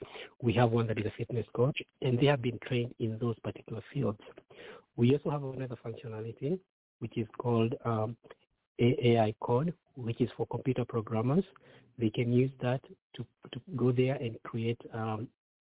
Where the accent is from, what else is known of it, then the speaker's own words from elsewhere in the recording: Kenya; moved away as an adult; now in United States; I myself grew up very, very poor in Kenya. I got a chance to come to the U.S. many years ago, about 24 years ago.